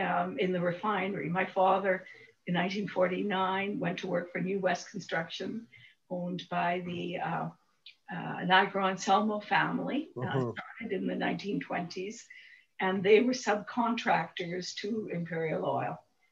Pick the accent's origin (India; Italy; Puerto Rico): Italy; Calabria; He came from Italy, my hometown, in Calabria.